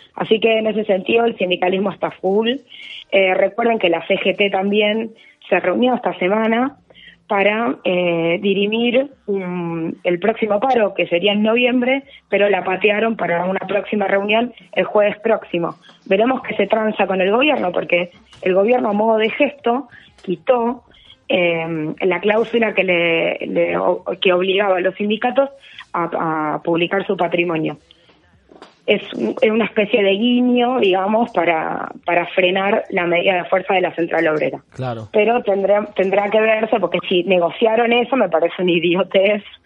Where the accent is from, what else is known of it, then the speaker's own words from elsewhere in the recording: Mar del Plata, Buenos Aires Province, Argentina; Acá en mi ciudad natal, que es Mar del Plata